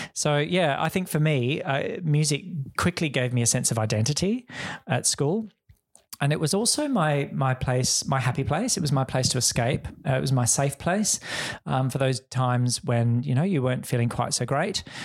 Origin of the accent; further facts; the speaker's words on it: Perth, Western Australia, Australia; moved away as an adult; also born or lived in Wheatbelt, Western Australia / London / Hong Kong; coming back to Perth, um, which is my hometown